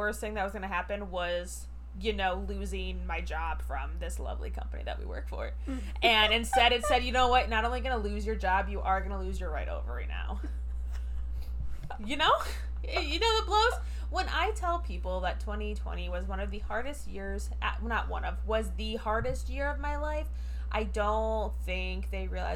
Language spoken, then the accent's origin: English; Michigan, United States; I'm from Michigan.